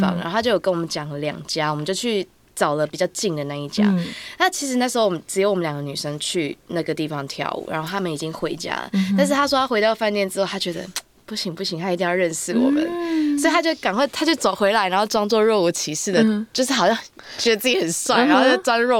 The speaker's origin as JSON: {"language": "Chinese", "country": "Taiwan", "said": "我是台湾的台妹，台湾客家嘛。"}